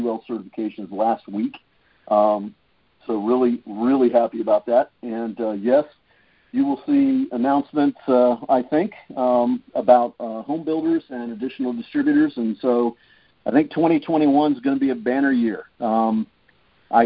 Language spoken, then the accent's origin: English; East Coast, United States; now in California, United States; I grew up on the East Coast